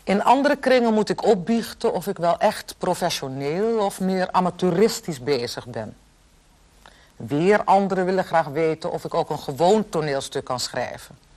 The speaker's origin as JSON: {"language": "Dutch", "town": "Bloemendaal", "region": "North Holland", "country": "Netherlands", "tie": "born or raised there", "also_born_or_lived": "Den Helder", "said": "Ik beken ik ben in Den Helder geboren en in Bloemendaal opgegroeid."}